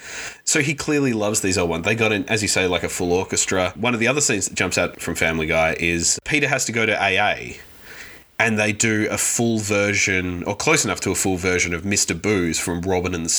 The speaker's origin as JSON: {"language": "English", "country": "Australia", "tie": "born or raised there", "said": "growing up in Australia where that is how you pronounce it"}